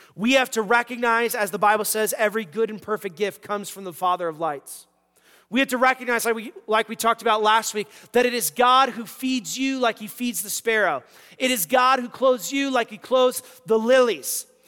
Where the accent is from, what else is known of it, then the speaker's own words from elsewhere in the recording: United States; as American Christians